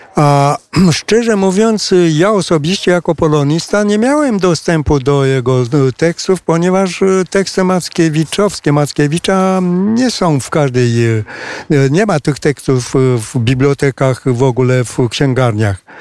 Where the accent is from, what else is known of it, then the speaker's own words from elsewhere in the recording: Romania; Polish is a second language; tutaj u nas na rynku rumuńskim